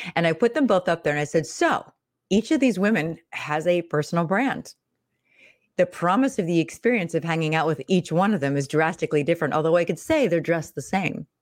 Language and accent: English; Pittsburgh, Pennsylvania, United States; I'm from the Midwest, so I'm from Pittsburgh, Pennsylvania